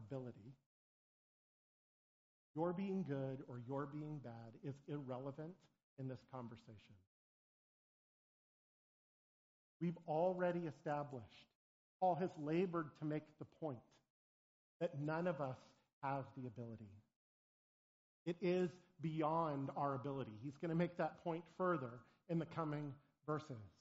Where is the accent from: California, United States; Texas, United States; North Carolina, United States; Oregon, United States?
Oregon, United States; Portland; moved away; I grew up in Portland, Oregon